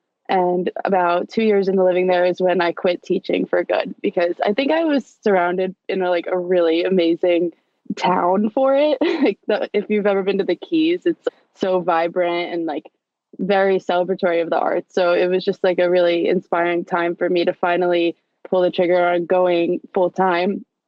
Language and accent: English; Jersey Shore, New Jersey, United States; moved away; I grew up on the Jersey Shore, right where they filmed the terrible show, Jersey Shore. So I was just like a bit of a beach bum.